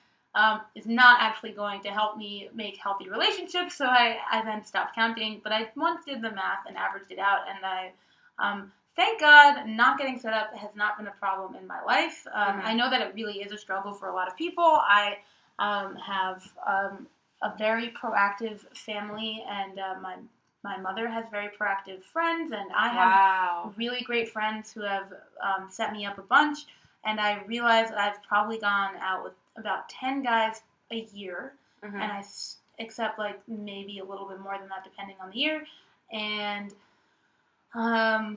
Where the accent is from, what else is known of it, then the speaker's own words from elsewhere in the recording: New York City, New York, United States; I am from the Upper West Side originally. I grew up there